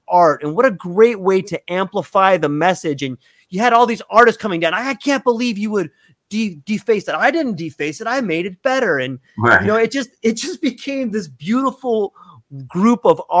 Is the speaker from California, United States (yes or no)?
yes; Cardiff, California, United States; moved away; I was born in North San Diego, and there's this little town where it was called Cardiff